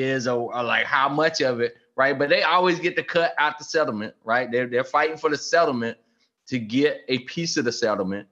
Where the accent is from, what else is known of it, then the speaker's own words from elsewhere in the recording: South Carolina, United States; That's my home state